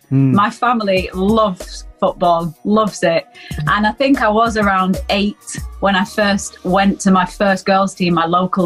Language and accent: English; Manchester, North West England, United Kingdom; I'm from Manchester, mm-hmm. In England